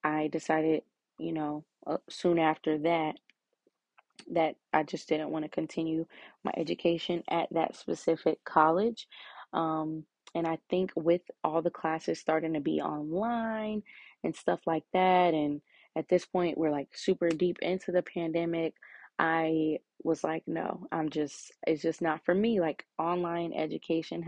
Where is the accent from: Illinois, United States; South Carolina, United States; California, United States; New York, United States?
Illinois, United States; I am from Illinois. Pretty much live here my whole entire life.